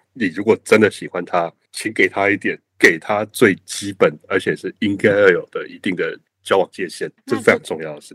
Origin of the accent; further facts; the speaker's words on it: Taiwan; 我们台湾人